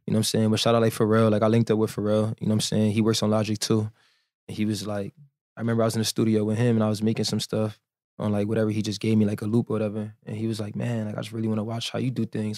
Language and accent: English; New Jersey, United States; moved away as an adult; now in Miami, United States; I'm from Jersey